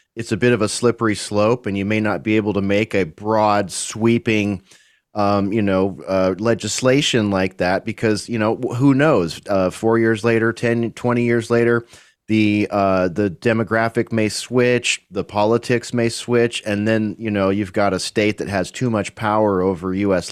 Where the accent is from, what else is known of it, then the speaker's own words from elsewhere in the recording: United States; As an American